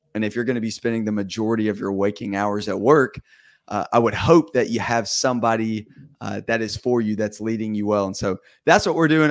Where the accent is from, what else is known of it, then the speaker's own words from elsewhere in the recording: Vestavia Hills, Alabama, United States; I am from Birmingham, or Vestavia, Alabama, and I live in Vestavia, Alabama.